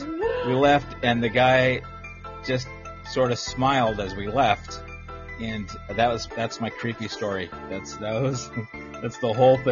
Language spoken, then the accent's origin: English; Los Angeles, California, United States; I grew up in California, and in Los Angeles